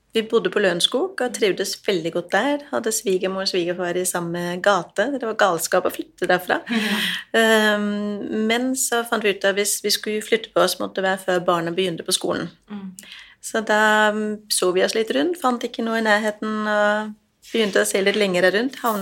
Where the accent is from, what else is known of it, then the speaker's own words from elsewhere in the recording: Denmark; jo, jeg er dansk, og så er jeg ja, jeg er gründer.